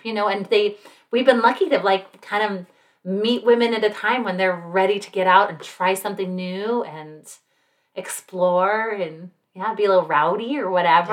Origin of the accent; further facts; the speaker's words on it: Salt Lake City, Utah, United States; now in Utah County, United States; I'm from Salt Lake, which is the next county north.